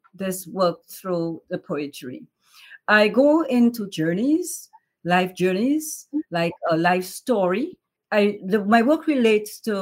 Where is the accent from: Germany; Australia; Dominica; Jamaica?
Dominica; now in New York, United States; I am from Dominica, West Indies. Grew up in Dominica all through childhood, and then I came to the United States